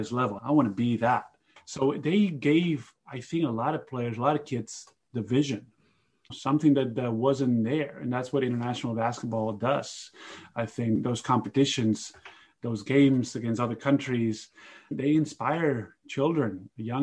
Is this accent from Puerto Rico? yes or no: no; Spain; It's my home country.